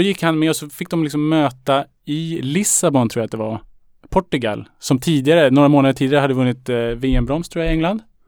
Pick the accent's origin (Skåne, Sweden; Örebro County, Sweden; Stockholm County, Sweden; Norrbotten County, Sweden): Stockholm County, Sweden; Salem; När jag växte upp i Salem, då hade vi en lokal krog